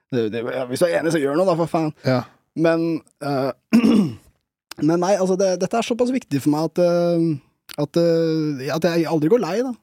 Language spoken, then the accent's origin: Norwegian; Bærum, Akershus, Norway; jeg har vokst opp i Bærum